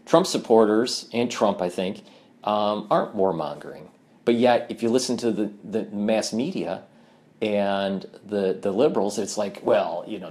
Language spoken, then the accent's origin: English; Michigan, United States; now in New York, United States; I was born and raised in Michigan, and I moved to New York